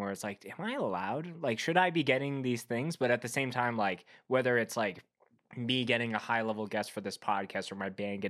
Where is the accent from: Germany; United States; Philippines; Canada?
Canada; Winnipeg, Manitoba; I grew up in Winnipeg, Manitoba, Canada